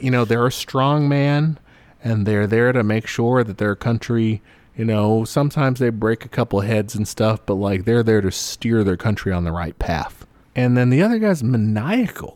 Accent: United States; as an American

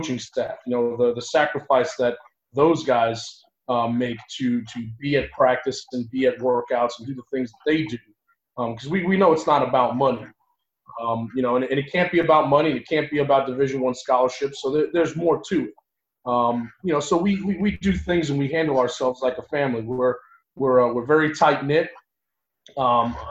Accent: New York, United States; moved away as an adult; also born or lived in Long Island / Ithaca, New York; now in Tampa, United States; I'm originally born and raised in New York.

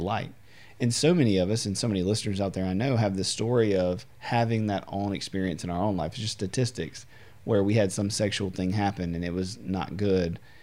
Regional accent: United States; as an American

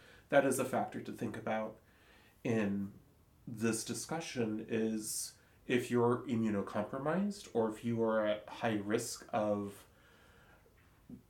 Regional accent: Silverton, Oregon, United States; growing up in Silverton

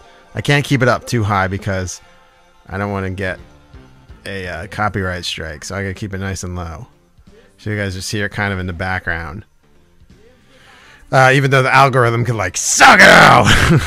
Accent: United States; I'm an American.

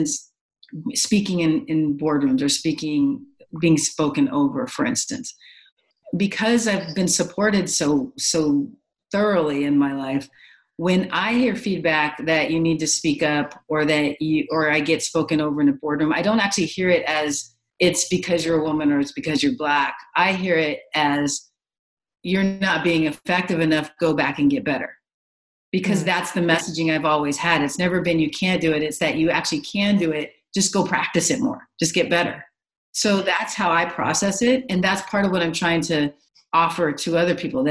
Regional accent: Los Angeles, California, United States; I grew up in Los Angeles with a lot of different influences

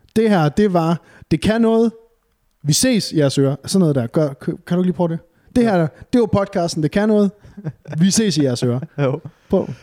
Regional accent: Varde, Southern Denmark, Denmark; moved away; jeg er jo nede fra Varde, sådan en rigtig bunderøvsted

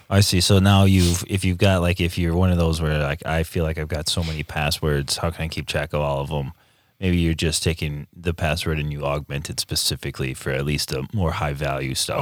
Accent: United States; I'm American

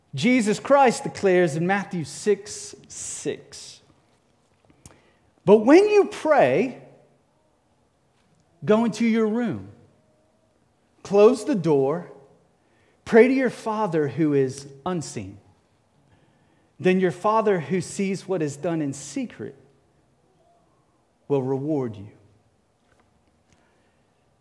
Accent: Cape Town, Western Cape, South Africa; moved away; I grew up in Cape Town, South Africa

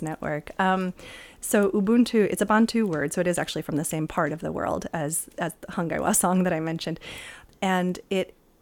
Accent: California, United States; where I grew up in California

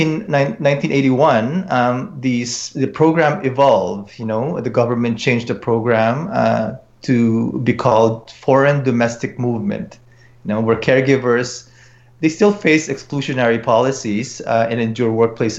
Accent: Philippines; now in Edmonton, Canada; I'm a Filipino myself

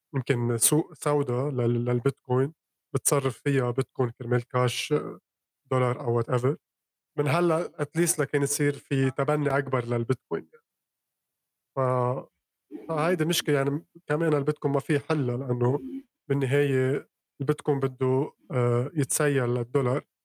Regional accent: Lebanon; انا من لبنان

